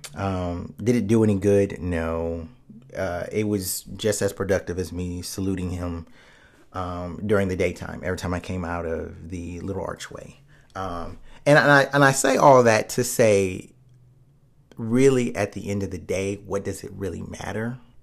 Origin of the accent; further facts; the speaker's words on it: United States; we're Americans